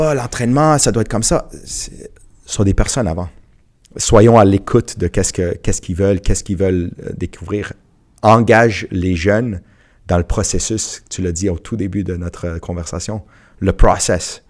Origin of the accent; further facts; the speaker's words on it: Montreal, Quebec, Canada; j'ai grandi à rivière des prairies